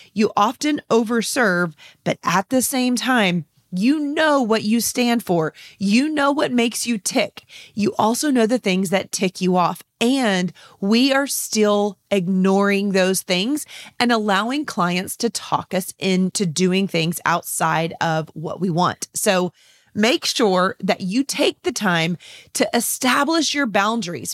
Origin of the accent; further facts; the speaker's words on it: San Antonio, Texas, United States; here in my hometown of San Antonio, Texas.